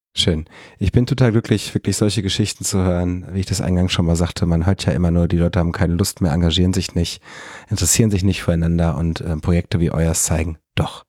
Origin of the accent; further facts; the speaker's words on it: Fröndenberg, North Rhine-Westphalia, Germany; in meiner Heimatstadt in Frönnberg